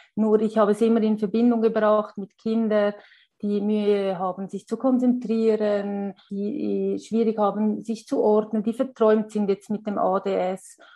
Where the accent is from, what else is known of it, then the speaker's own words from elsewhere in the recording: Switzerland; Bei uns in der Schweiz